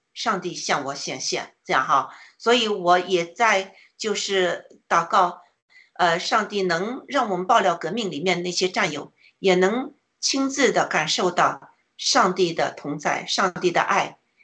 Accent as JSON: {"language": "Chinese", "country": "China", "said": "我们中国人"}